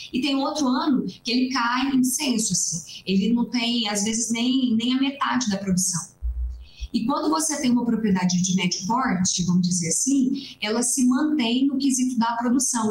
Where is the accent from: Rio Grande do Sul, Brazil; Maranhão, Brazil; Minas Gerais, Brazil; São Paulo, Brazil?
Minas Gerais, Brazil; Três Pontas; Eu sou do sul de Minas Gerais, da cidade de Três Pontas